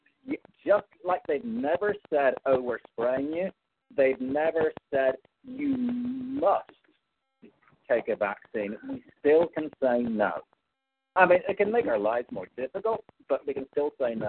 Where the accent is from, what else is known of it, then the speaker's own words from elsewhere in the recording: Northern Ireland, United Kingdom; I'm Northern Irish, so I could be considered UK